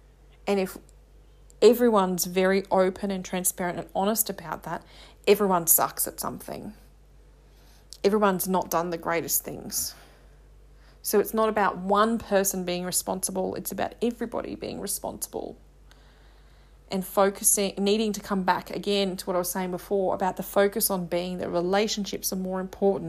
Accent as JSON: {"language": "English", "region": "England", "country": "United Kingdom", "said": "I love being English. I'm proud to be British."}